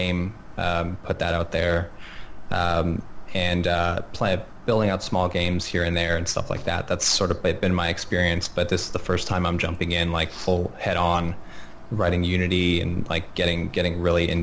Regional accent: Montreal, Quebec, Canada; moved away; Montreal, actually, my hometown

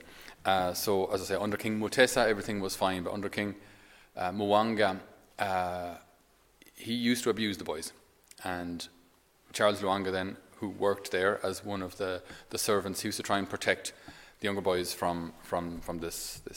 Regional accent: Ireland; us as Irish people

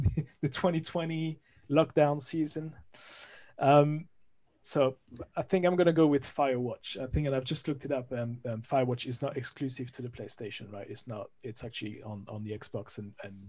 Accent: France; accent: French; English is a second language; moved away as an adult; now in London, United Kingdom; I'm originally from France, as you can hear from the accent

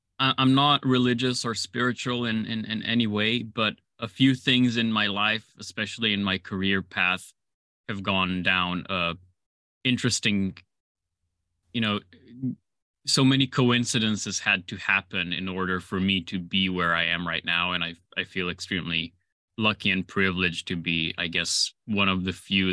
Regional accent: Slovenia; So I was born and raised in Slovenia. It's a small chicken-shaped country bordering Italy, Austria, Croatia, and Hungary.

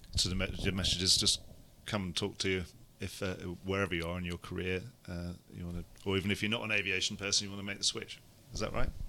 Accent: United Kingdom; as a Brit

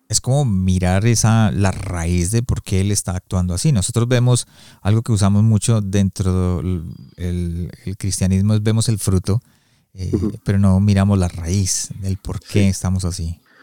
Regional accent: Colombia; yo soy colombiano y en Colombia se usa mucho el no señor, sí señor

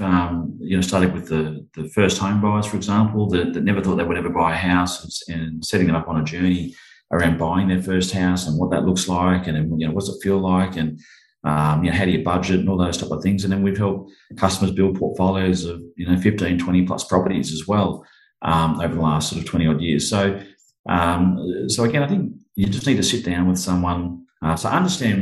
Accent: Central Coast, New South Wales, Australia; moved away as an adult; also born or lived in Bundaberg, Queensland / Brisbane, Queensland; now in Sunshine Coast, Australia; we grew up on the Central Coast, just north of Sydney, in New South Wales there

